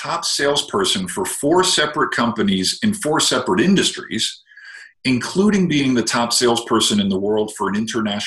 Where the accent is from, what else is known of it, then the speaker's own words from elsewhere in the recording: New Jersey, United States; moved away; I'm originally from New Jersey, where they pretty much eat their young